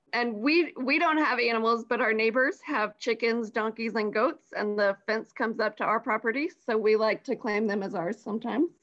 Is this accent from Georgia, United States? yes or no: yes; Johns Creek, Georgia, United States; also born or lived in Columbia, South Carolina; I was born and raised in the Atlanta area